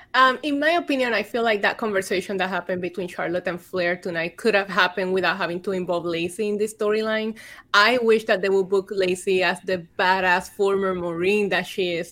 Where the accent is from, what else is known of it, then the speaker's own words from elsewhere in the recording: Vega Baja, Puerto Rico; also born or lived in Bayamón, Puerto Rico / San Juan, Puerto Rico; I was born in Bayamon. I grew up in Vega Baja, and then I went to school in San Juan.